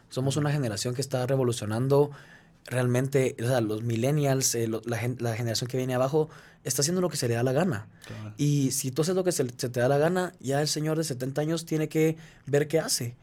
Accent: Guatemala; soy de Guatemala

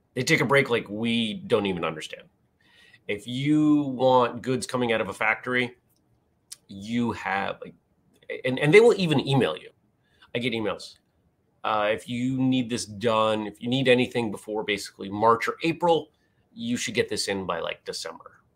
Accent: Maine, United States; I grew up in Maine

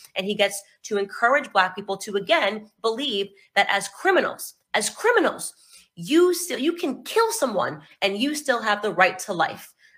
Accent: United States; I am an American

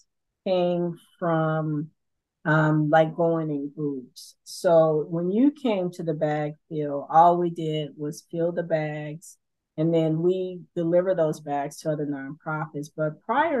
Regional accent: Los Angeles, California, United States; I am from South Central LA, so I'm from the hood

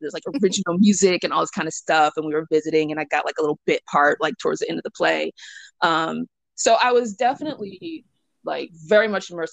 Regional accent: Atlanta, Georgia, United States; I was born and raised in Atlanta

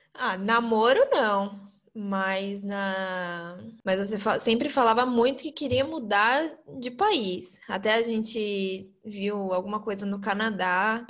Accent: São Paulo, Brazil; moved away as an adult; Eu nasci em São Paulo, morei grande parte da minha vida na Zona Leste também. Morava na Vila Ema.

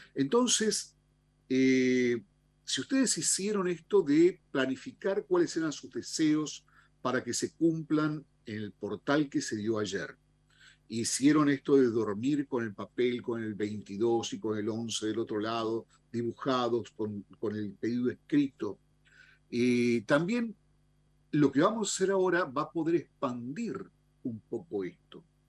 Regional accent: Argentina; como, como argentinos

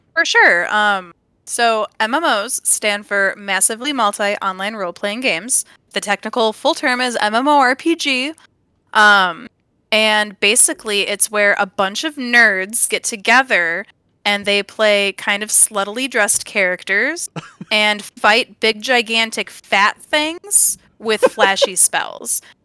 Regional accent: Evergreen Park, Illinois, United States; also born or lived in California; now in Upper Peninsula of Michigan, United States; I'm really from Chicago, I was born in Evergreen Park

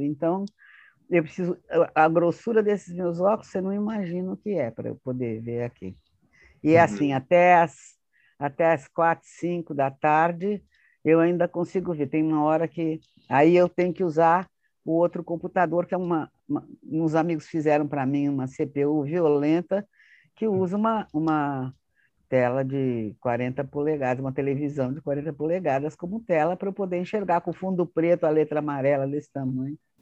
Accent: Santos, São Paulo, Brazil; eu nasci em Santos, em dezembro de 1942.

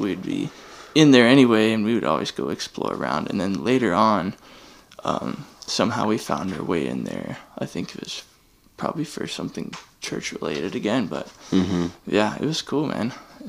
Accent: Oak Island, North Carolina, United States; I grew up in Winnebago and Oak Island.

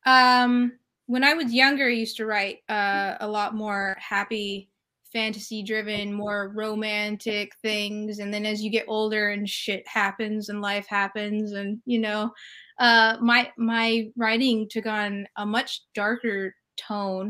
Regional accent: California, United States; moved away as an adult; also born or lived in New York City; I'm from California.

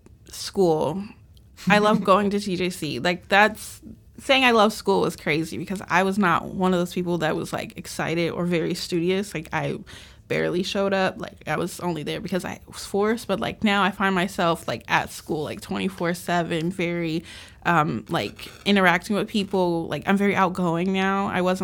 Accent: Tyler, Texas, United States; moved away as an adult; also born or lived in San Antonio, Texas; I'm from Tyler, but I live in San Antonio temporarily.

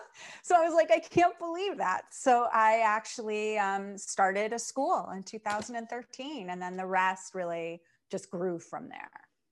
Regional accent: Chicago, Illinois, United States; I was born in Chicago, and raised in Chicago.

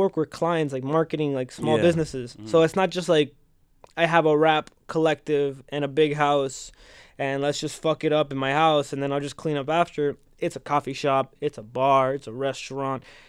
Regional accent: West New York, New Jersey, United States; moved away as an adult; also born or lived in New Brunswick, New Jersey; I'm originally from West New York.

